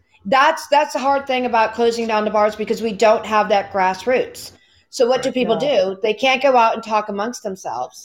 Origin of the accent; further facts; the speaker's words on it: Pennsylvania, United States; I'm from Pennsylvania